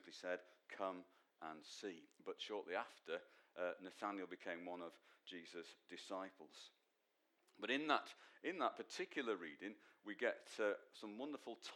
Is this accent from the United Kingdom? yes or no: yes; Manchester, North West England, United Kingdom; from Manchester, son of Len